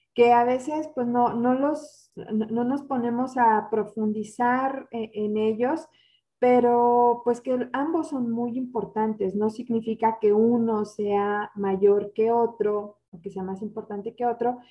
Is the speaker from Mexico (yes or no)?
yes; Mexico; como mexicanos